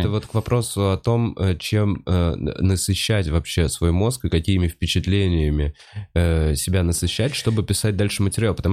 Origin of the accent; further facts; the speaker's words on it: Moscow, Russia; Я москвич, я ебу.